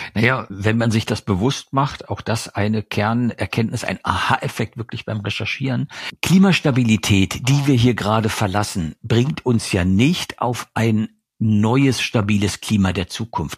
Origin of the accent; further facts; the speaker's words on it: East Germany, Germany; Ich komme aus Ostdeutschland.